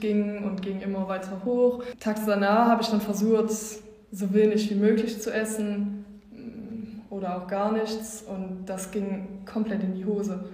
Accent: Wallonia, Belgium; Ich komme aus Ostbelgien

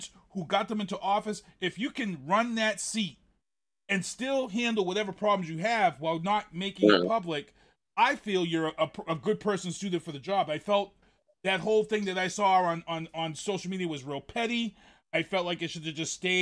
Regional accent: Boston, Massachusetts, United States; moved away; also born or lived in Brockton, Massachusetts; I grew up in Mission Hill. My dad moved us out here in 78

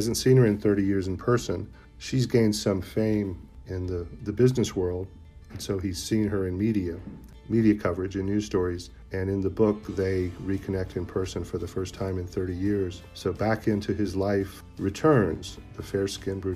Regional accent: Raleigh, North Carolina, United States; also born or lived in Winston-Salem, North Carolina / Chapel Hill, North Carolina; I'm a North Carolina native. I was born in Winston-Salem, and I grew up outside of Raleigh.

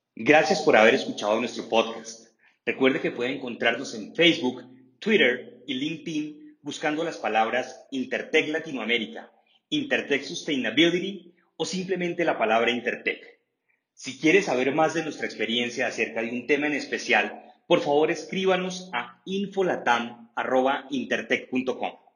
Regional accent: Peru; aquí en mi país, en el Perú

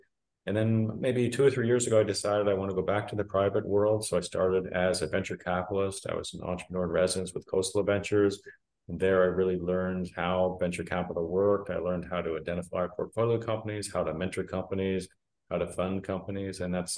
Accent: East Coast, United States; moved away as an adult; also born or lived in Houston, Texas; I grew up on the East Coast. I went to school on the West Coast.

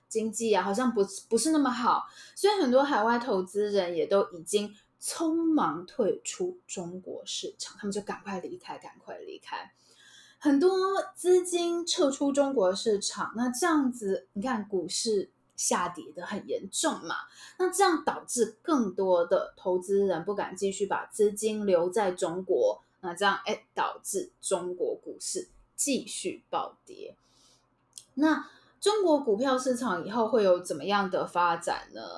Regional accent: Taiwan; 我们台湾人

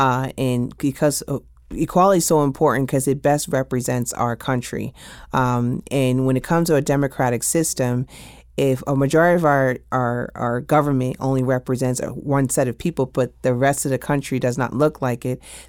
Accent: New York, United States; going back to that I'm from New York, I actually experienced 9/11 in 12th grade.

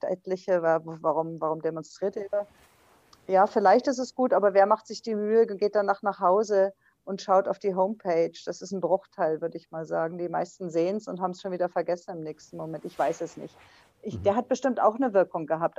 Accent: West Germany, Germany; ich bin ja Westdeutsche

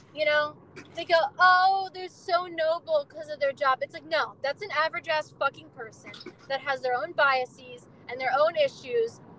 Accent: New Jersey, United States; I'm from New Jersey, and I'm currently in Arizona.

